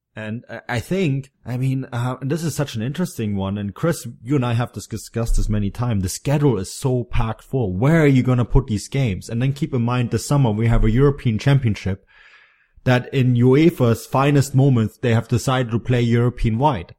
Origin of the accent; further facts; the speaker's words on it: Bavaria, Germany; in Bavaria, my home state